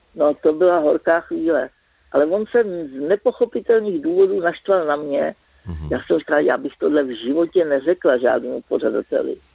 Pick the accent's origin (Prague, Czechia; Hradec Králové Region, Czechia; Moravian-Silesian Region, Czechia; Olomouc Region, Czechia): Prague, Czechia; já jsem ze Žižkova.